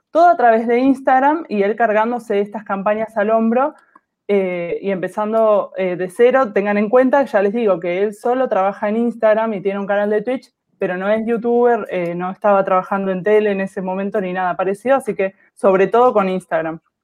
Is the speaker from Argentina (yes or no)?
yes; Buenos Aires, Argentina; soy de Argentina, de Buenos Aires